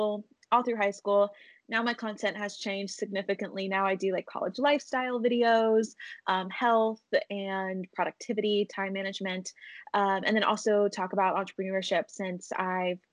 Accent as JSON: {"language": "English", "region": "East Tennessee", "country": "United States", "tie": "born or raised there", "lives_now": "Nashville, United States", "said": "I grew up in East Tennessee, right near the mountains"}